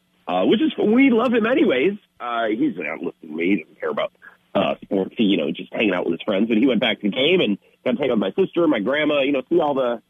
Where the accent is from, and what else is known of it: Menominee, Michigan, United States